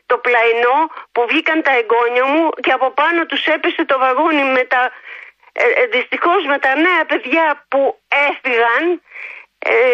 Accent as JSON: {"language": "Greek", "country": "Greece", "said": "γιατί την αγαπάω την πατρίδα μου"}